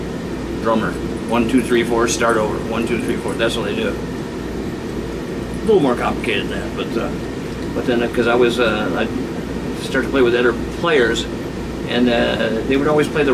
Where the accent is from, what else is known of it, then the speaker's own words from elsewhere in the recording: Rockford, Illinois, United States; also born or lived in Chicago suburbs, Illinois; When I was 8 years old, we moved from the Chicago suburbs to Rockford, Illinois. My dad bought a music store.